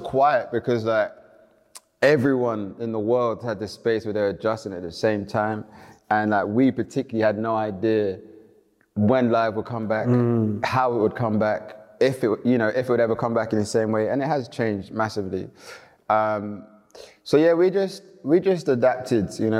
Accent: London, United Kingdom; I grew up in Elephant and Castle in the 90s.

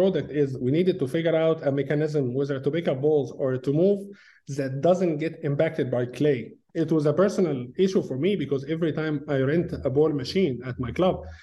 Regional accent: Egypt; moved away as an adult; now in Auburn, United States; when I was a kid, back in Egypt. I'm originally from Egypt.

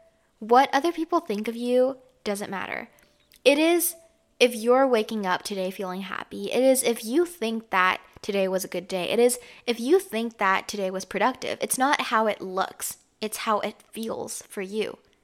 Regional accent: Canada; I grew up in Canada, so this is why I don't really have like an accent or anything.

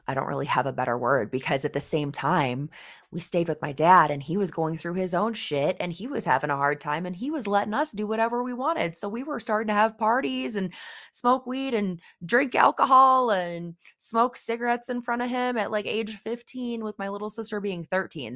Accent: Oswego, Illinois, United States; I grew up in the Midwest, actually, the western suburbs of Chicago, in a little town called Oswego, Illinois

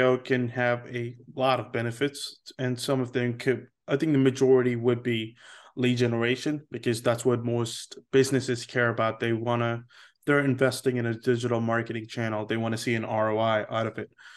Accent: India; moved away; also born or lived in Seoul, South Korea; I am Indian

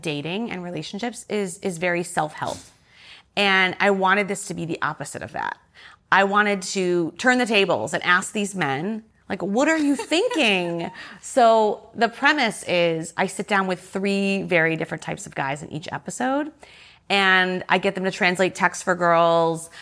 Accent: suburbs of Detroit, Michigan, United States; moved away as an adult; also born or lived in Chicago; now in New York, United States; I'm from, um, the suburbs of Detroit in Michigan

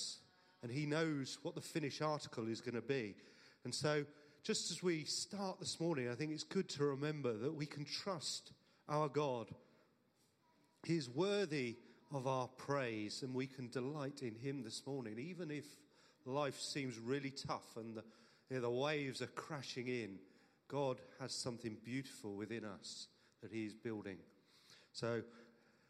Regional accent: Cornwall, South West England, United Kingdom; I am Cornish

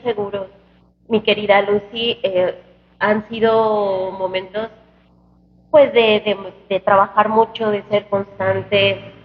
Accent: Guanajuato, Mexico; al Estado que es mi tierra

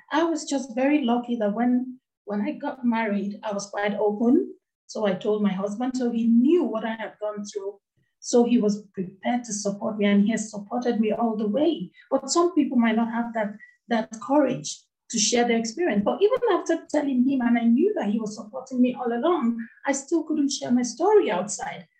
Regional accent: Nigeria; moved away as an adult; now in United Kingdom; I grew up in the western part of Africa. I come from Nigeria. That's where I grew up

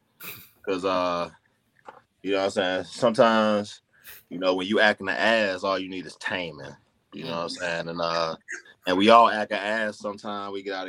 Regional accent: the South, United States; I'm from the South. I can take a son or two.

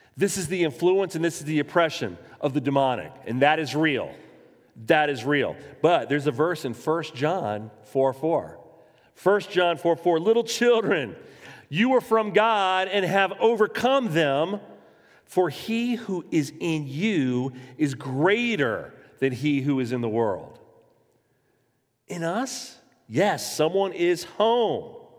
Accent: Jacksonville, Florida, United States; I was born in Florida. I was born in Jacksonville.

